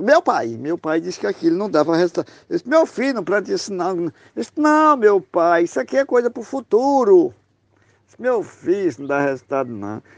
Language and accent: Portuguese; Barra do Corda, Maranhão, Brazil; Sou aqui do Maranhão, da cidade do Barra do Corda, Brasil.